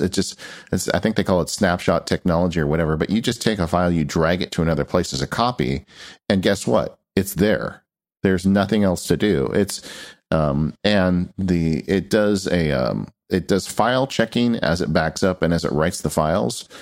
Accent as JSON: {"language": "English", "region": "California", "country": "United States", "said": "I'm from California"}